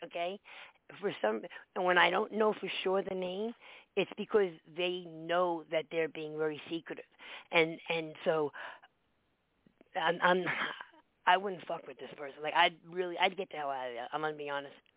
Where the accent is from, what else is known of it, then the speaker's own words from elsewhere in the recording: New York City, New York, United States; I grew up in the Bronx